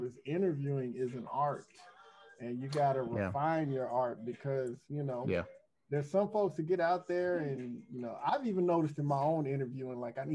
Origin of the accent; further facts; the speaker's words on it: San Antonio, Texas, United States; I'm from that part of the town. grew up in San Antonio.